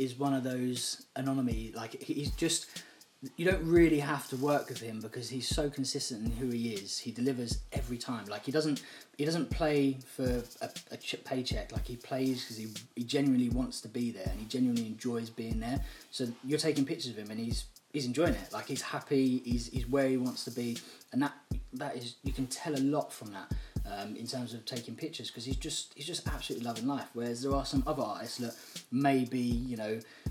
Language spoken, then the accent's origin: English; London, United Kingdom; I grew up in Southeast London